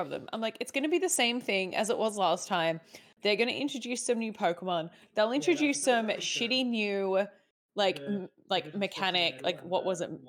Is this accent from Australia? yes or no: yes; Australia; As an Australian